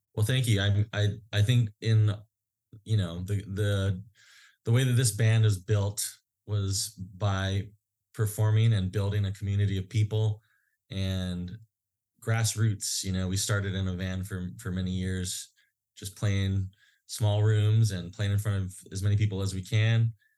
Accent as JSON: {"language": "English", "region": "Hawaii", "country": "United States", "tie": "born or raised there", "said": "places that we grew up in Hawaii"}